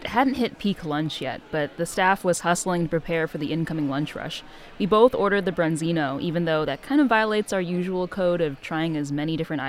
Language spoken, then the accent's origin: English; Midwest, United States; As a Midwesterner